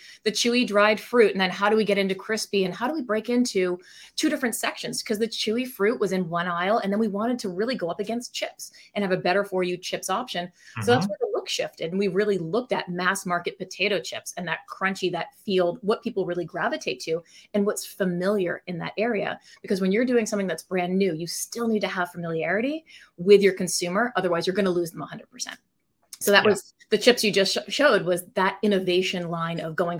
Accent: Maine, United States; moved away as an adult; also born or lived in New York / Boston; I grew up in Maine, which is where the company is founded now

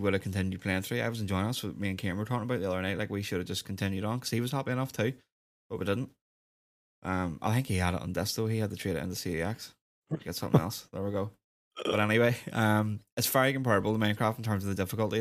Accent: Northern Ireland, United Kingdom

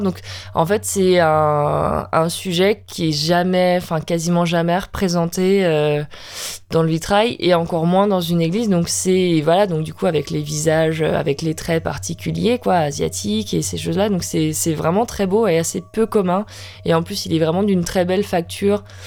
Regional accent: Brittany, France; je suis bretonne

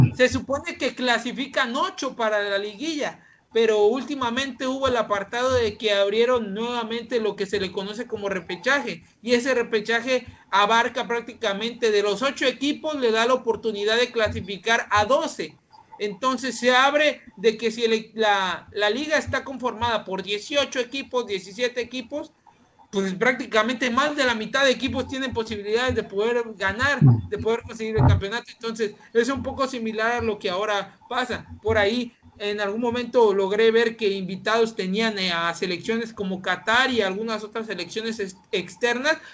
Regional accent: Mexico; nosotros como mexicanos

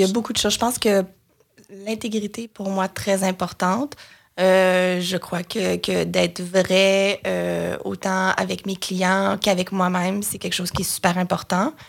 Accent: Joliette, Quebec, Canada; moved away as an adult; also born or lived in Sherbrooke, Canada; now in Montreal, Canada; je viens de Joliette dans la naudière qui est un peu au nord euh, de Montréal.

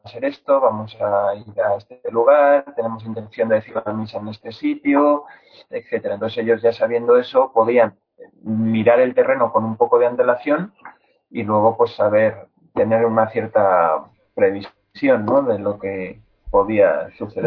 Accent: Spain; como español

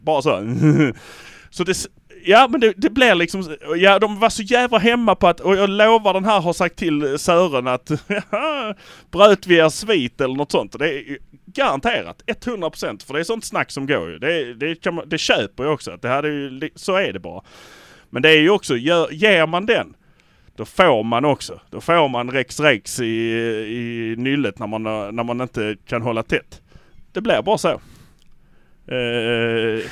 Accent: Malmö, Skåne, Sweden; vi är från Malmö

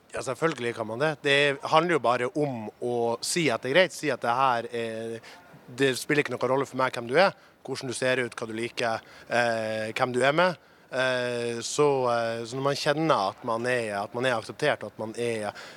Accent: Narvik, Nordland, Norway; Jeg er fra Narvik

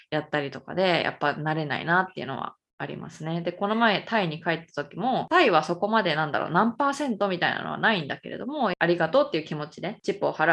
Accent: United States; Japanese is a second language; 私アメリカ人で

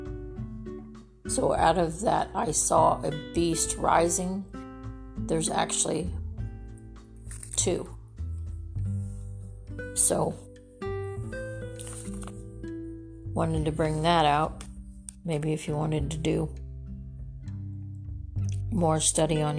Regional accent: California, United States; I'm from California. I grew up there.

